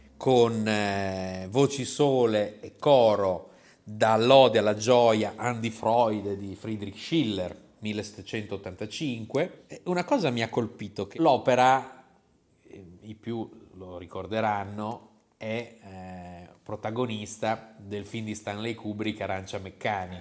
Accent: near Modena, Emilia-Romagna, Italy; dalle nostre parti, anzi dalle mie parti, vicino a Modena

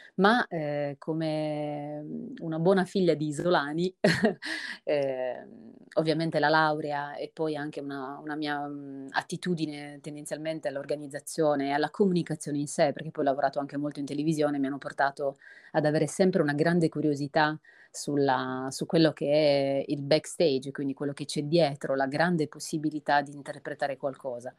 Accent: Sardinia, Italy; la mia terra, appunto la Sardegna

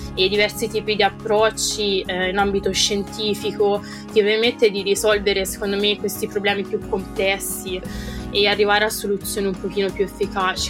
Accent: Italy; moved away as an adult; now in United Kingdom; I miei amici italiani che vivono insomma tuttora nel paese dove sono cresciuta

